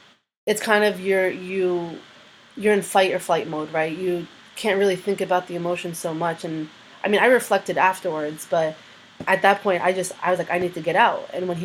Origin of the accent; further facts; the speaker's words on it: Gaza, Gaza Strip, Palestine; born there; So I'm the only one out of the group that was forced to make an ID card because I was born in Gaza.